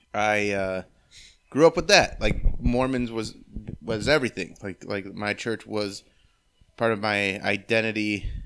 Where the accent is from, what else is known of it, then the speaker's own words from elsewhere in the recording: Medina, Ohio, United States; also born or lived in Berea, Ohio / Strongsville, Ohio; I was born in Berea, lived in Strongsville. Grew up mostly in Medina, though.